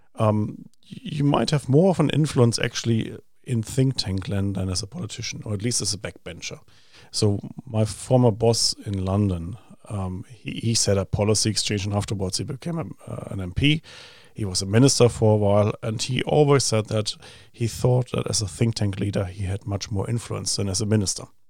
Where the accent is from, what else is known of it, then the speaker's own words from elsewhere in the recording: Germany; accent: German; English is a second language; moved away as an adult; also born or lived in Sydney, Australia; now in New Zealand; I happened to be born there um, all those years ago, 75. I grew up in Germany and um, I spent the first 28 years of my life in Germany